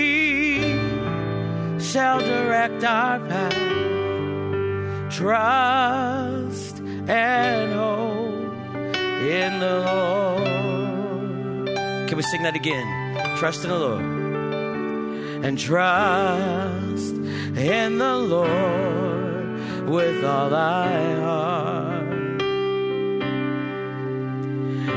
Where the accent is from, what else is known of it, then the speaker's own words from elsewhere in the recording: Ohio, United States; I grew up in Ohio